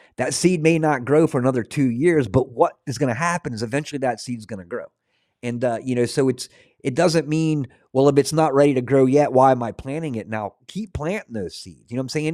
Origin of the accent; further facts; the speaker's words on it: Scotland, United Kingdom; being Scottish